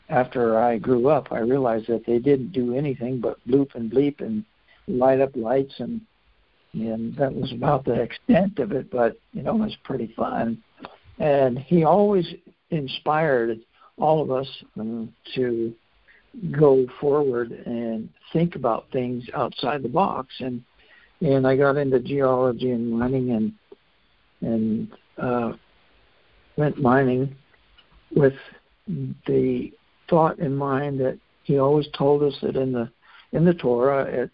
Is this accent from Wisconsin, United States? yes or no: no; Fairbanks, Alaska, United States; I grew up in Fairbanks